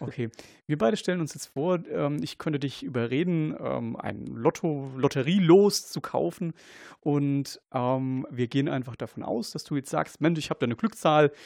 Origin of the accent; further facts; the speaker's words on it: Kaiserslautern, Rhineland-Palatinate, Germany; ich komme aus, aus Kaiserslautern